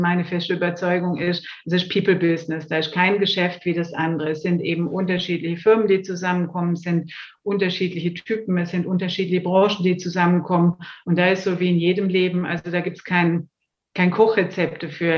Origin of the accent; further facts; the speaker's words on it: Swabia, Baden-Württemberg, Germany; accent: Swabian; now in Munich, Germany; wie man leicht hört, äh, habe ich auch einen schwäbischen Ursprung, einen schwäbischen Zungenschlag, lebe aber schon sehr lange und auch sehr gerne in Bayern